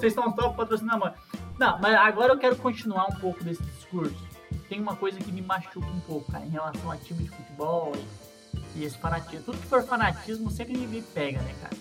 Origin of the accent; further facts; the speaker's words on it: Santa Catarina, Brazil; now in Minas Gerais, Brazil; então eu tô aqui em Minas, né? Sou de Santa Catarina